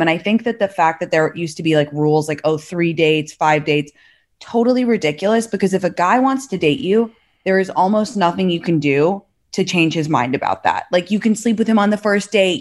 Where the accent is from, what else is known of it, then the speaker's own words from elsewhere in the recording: London, United Kingdom; also born or lived in San Francisco Bay Area / New York; now in Los Angeles, United States; I'm from London originally